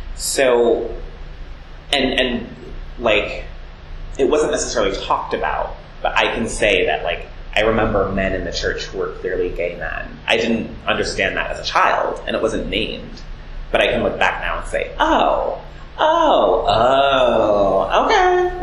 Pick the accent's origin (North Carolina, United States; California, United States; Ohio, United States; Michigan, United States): Ohio, United States; Cleveland Heights; also born or lived in South Jersey, New Jersey; now in New York, United States; Cleveland Heights, Ohio, which is where I grew up.